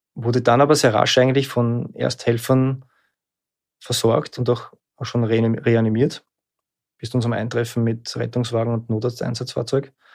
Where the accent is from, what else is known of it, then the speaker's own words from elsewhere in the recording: Lower Austria, Austria; now in Vienna, Austria; Ich bin in Niederösterreich aufgewachsen. Ich lebe in Wien.